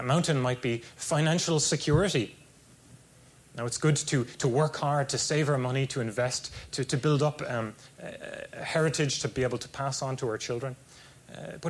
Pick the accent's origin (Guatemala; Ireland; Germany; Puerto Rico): Ireland; moved away as an adult; now in California, United States; It was only 20 minutes from where I grew up, there was this strong castle, Black Rock Castle